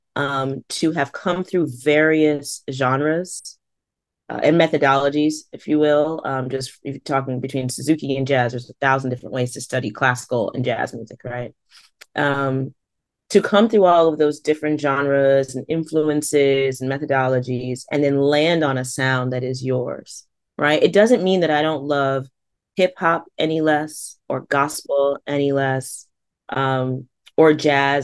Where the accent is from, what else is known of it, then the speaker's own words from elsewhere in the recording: Stratford, Connecticut, United States; I grew up in Fairfield County, and I, I do wanna recognize that, um, growing up in Stratford